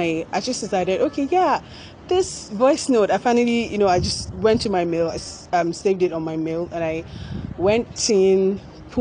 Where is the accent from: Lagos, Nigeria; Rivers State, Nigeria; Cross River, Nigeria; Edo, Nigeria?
Lagos, Nigeria; I was born in Lagos, Nigeria, where I think I stayed up to my whole life, really, until I had to go to college